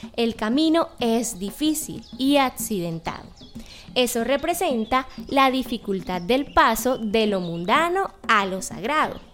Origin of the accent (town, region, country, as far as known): Malambo, Atlántico, Colombia